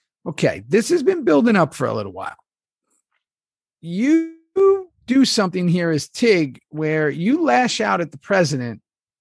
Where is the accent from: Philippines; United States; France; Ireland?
United States; New York City, New York; I was a kid from New York City